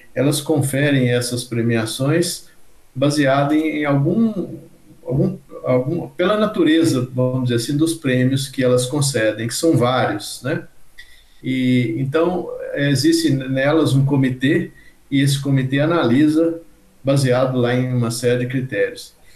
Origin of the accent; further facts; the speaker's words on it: Diamantina, Minas Gerais, Brazil; eu nasci em Diamantina, Minas Gerais, e vivi num, num ambiente onde que circulavam na minha casa muitos profissionais